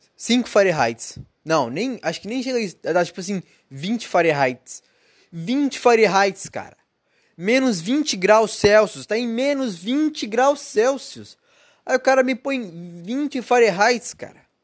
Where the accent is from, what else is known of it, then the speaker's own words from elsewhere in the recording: Brazil; moved away; Eu sou brasileiro